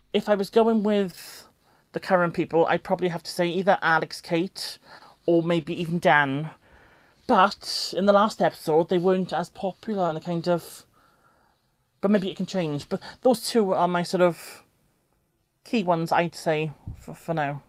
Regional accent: South Wales, United Kingdom; I'm from South Wales

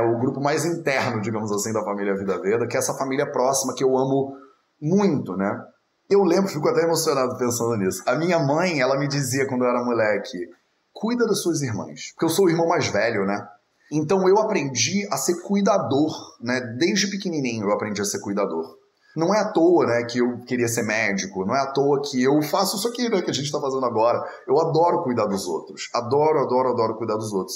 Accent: Rio de Janeiro, Brazil; accent: carioca; now in Portugal; numa sociedade como a nossa, né, a brasileira, onde eu fui criado no Rio de Janeiro

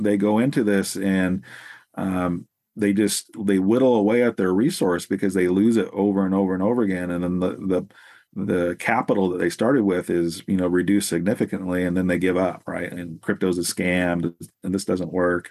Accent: Salem, Oregon, United States; I'm from the West Coast here in Salem, Oregon, in the Pacific Northwest, and that's where I've pretty much been my whole life

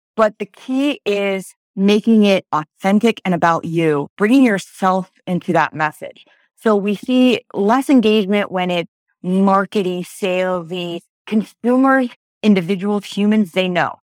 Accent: Pennsylvania, United States; I'm from Pennsylvania

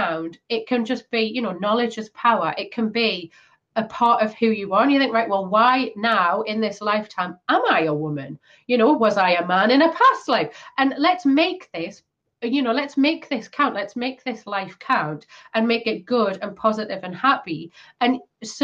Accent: Newcastle upon Tyne, North East England, United Kingdom; In my hometown

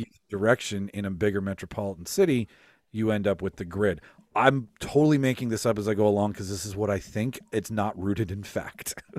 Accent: Winnipeg, Manitoba, Canada; I'm from North Kildonan

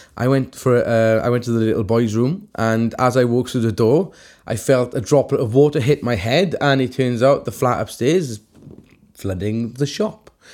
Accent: Welsh, Wales, United Kingdom; I'm Welsh

